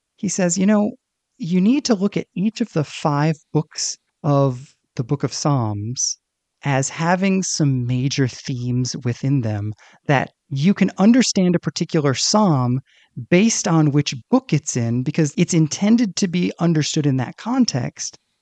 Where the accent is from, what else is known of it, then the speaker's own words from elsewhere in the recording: United States; me as an American